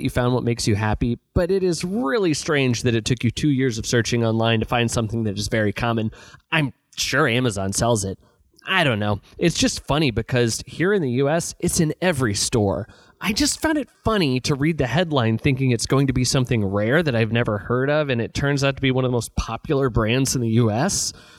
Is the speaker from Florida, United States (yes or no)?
no; Los Angeles, California, United States; I'm from Los Angeles, and I can't get a ticket.